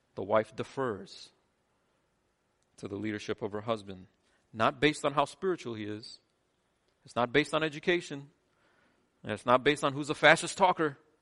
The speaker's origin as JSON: {"language": "English", "country": "United States", "said": "I'm as American as anyone in here"}